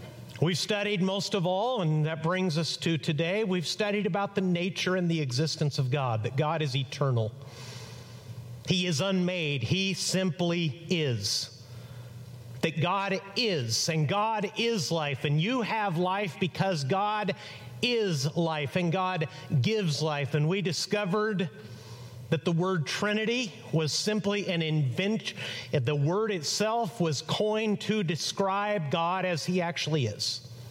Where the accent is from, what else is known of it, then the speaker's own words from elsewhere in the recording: Chihuahua, Mexico; now in United States; I grew up in Mexico. I was born on this side of the border, an American citizen, but raised in on the other side of the border, 240 miles south of El Paso in Chihuahua, Mexico.